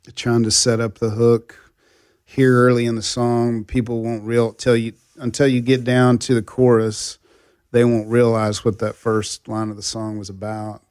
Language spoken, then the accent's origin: English; Texas, United States; I grew up in Texas